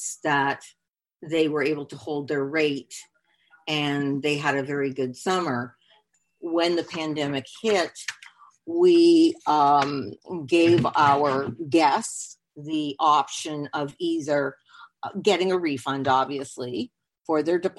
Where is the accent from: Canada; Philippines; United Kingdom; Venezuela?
Canada; now in Hollywood, Florida, United States; I am Canadian